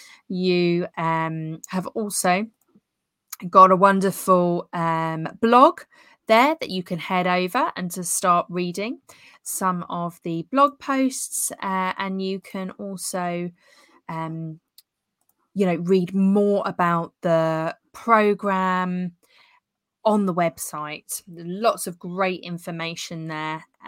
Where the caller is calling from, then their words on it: Southbourne, South West England, United Kingdom; We're tuning in from Southbourne in Dorset, the UK.